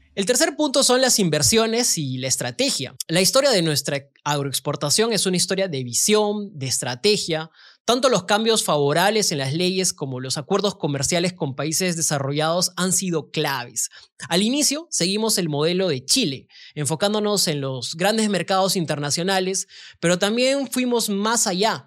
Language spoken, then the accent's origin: Spanish; Peru; como peruanos